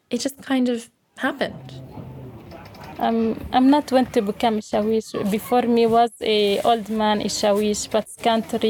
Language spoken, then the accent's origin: English; Homs, Homs Governorate, Syria; English is a second language; moved away as an adult; now in Lebanon; I am from Syria, from Homs. I live uh, here in uh, Lebanon, in Al Buqa, uh, in the small camp with uh, some refugees from Syria.